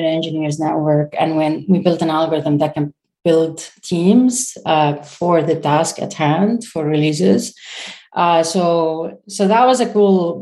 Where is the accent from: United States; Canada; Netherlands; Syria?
Syria; moved away as an adult; I'm a Syrian founder, so I come from Syria